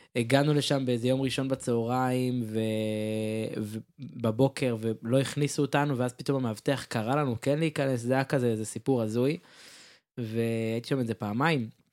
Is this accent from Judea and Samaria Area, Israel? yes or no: no; Ramat HaSharon, Tel Aviv District, Israel; אני רמת שרוני